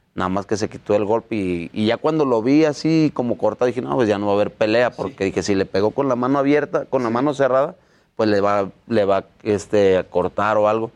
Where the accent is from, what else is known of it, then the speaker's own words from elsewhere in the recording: Mexico; Somos los primeros mexicanos en ser entrenador y boxeador del año